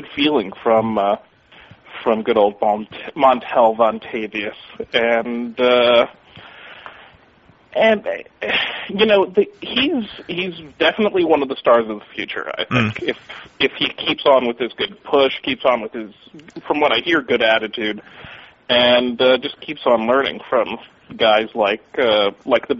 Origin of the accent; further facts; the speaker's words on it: Hialeah, Florida, United States; I grew up in the Hialeah section of Miami